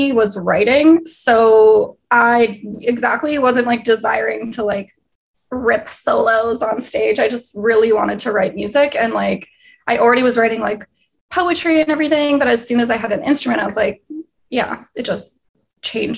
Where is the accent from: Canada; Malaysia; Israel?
Canada; Winnipeg, Manitoba; moved away as an adult; now in Los Angeles, United States; I was born and raised in Winnipeg, Manitoba. So right in the middle of Canada